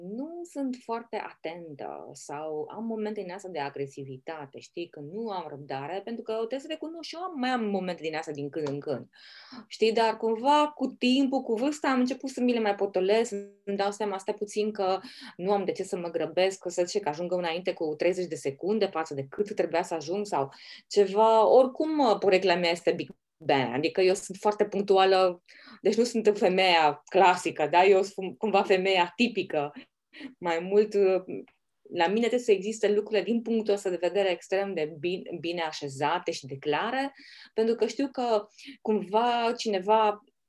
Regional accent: Oradea, Bihor County, Romania; acea mândrie că suntem orădeni

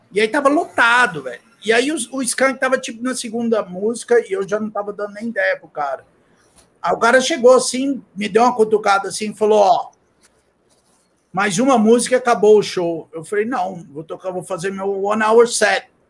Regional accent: Brazil; eu vim do Brasil, sou pai de família, tô aqui trabalhando

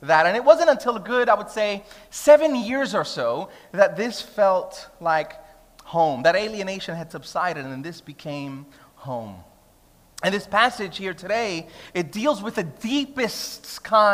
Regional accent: New York City, New York, United States; moved away as an adult; now in Sydney, Australia; I'm Puerto Rican, she's Greek-Egyptian, I grew up in Brooklyn

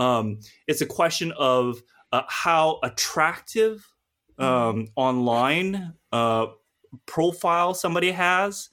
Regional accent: United States; now in United Kingdom; I'm an American, you know, and living in the U K

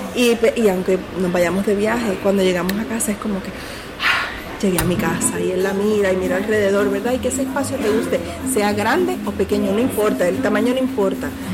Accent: Puerto Rico; nosotros como, como boricuas que estábamos aquí

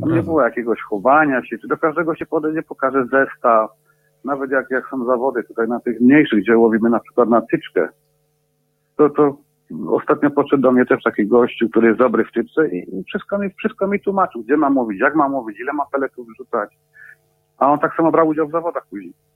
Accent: Bielsko-Biała, Silesian Voivodeship, Poland; moved away as an adult; now in England, United Kingdom; pochodzę z Bielska Białej

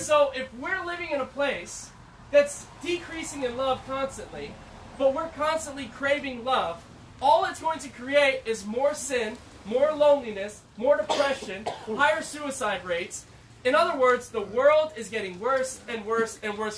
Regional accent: Syracuse, New York, United States; also born or lived in Chicago; I'm from New York, they're like, uh, so Manhattan or Brooklyn, no Syracuse

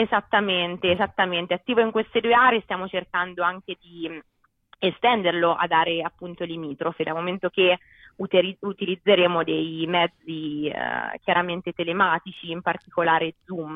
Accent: Perugia, Umbria, Italy; vengo da Perugia

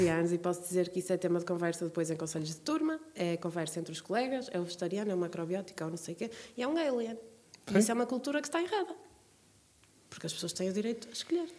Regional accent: Braga, North, Portugal; quando eu era pequena, vivia aqui em Braga

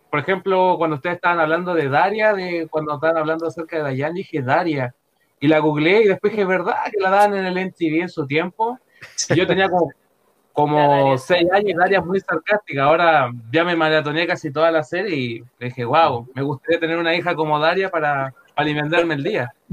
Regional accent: Antofagasta, Chile; yo soy de Antofagasta del norte.

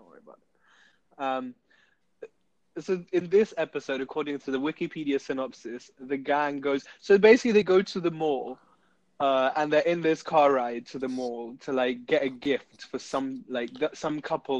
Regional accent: United Kingdom; we're just British

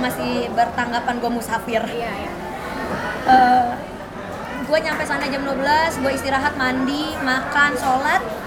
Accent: West Java, Indonesia; aku Jawa, Jawa Barat

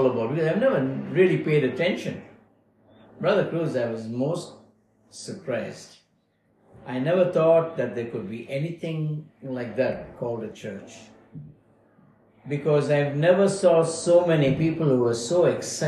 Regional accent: Bangalore, Karnataka, India; moved away as an adult; now in Melbourne, Australia; I was born in Bangalore, South India, 12th of December, 1950. And spent some time there

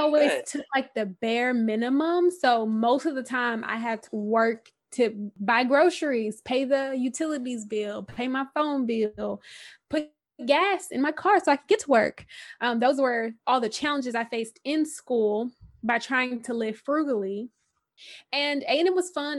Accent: Houston, Texas, United States; I'm from Houston, you know, born, raised

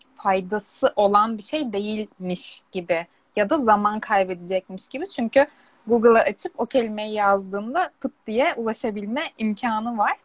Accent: Istanbul, Turkey; Ben İstanbul'da doğdum, İstanbul'da büyüdüm.

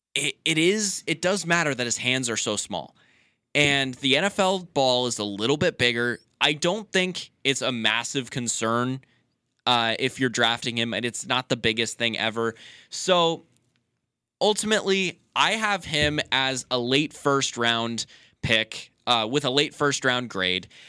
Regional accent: Sacramento, California, United States; I'm from Sacramento, which is only two hours from the University of Nevada, Reno

